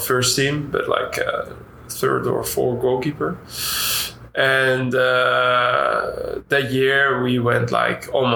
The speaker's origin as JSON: {"language": "English", "town": "Nijmegen", "region": "Gelderland", "country": "Netherlands", "tie": "born or raised there", "also_born_or_lived": "Utrecht", "second_language": "English", "moved": "as an adult", "lives_now": "Dallas, United States", "said": "It's the professional side from my hometown"}